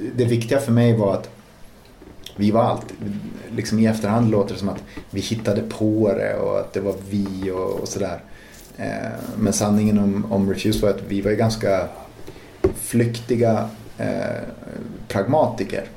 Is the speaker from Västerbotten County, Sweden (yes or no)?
yes; Umeå, Västerbotten County, Sweden; Vi var ju från Teg liksom, men på andra sidan älven